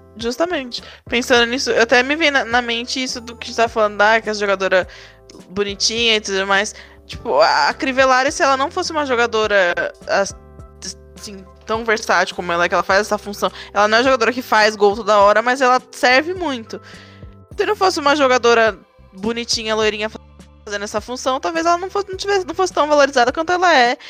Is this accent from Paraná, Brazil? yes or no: no; São Paulo, Brazil; accent: paulista; a gente aqui com esse sotaque paulista